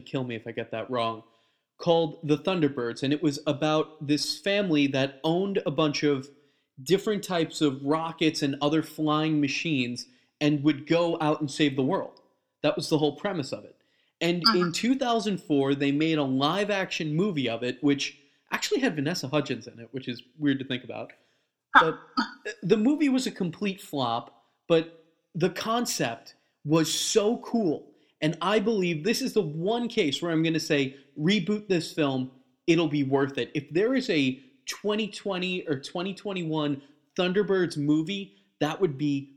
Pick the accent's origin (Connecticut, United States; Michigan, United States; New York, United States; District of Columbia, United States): New York, United States; Long Island; I grew up on Long Island